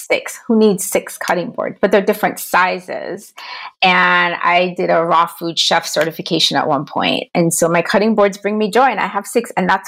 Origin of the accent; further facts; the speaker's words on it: Jamaica; now in United States; I'm from Jamaica originally